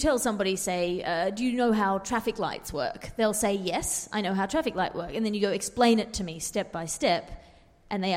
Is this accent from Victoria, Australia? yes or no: no; Sydney, New South Wales, Australia; born or raised there